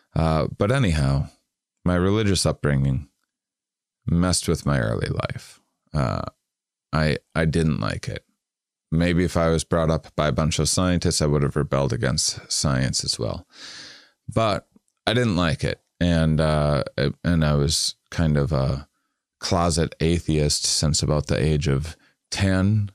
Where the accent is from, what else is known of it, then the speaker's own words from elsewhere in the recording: Wisconsin, United States; I'm from Wisconsin